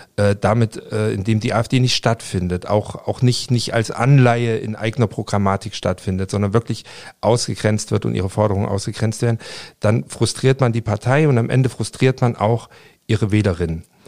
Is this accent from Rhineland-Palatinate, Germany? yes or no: no; Leipzig, Saxony, Germany; moved away; ich bin äh, in Leipzig aufgewachsen